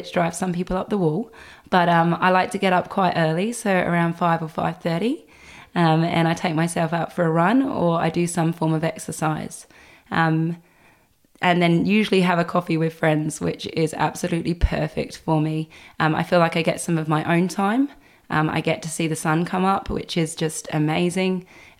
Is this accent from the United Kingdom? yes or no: yes; England, United Kingdom; which people laugh at how I pronounce, but I am English.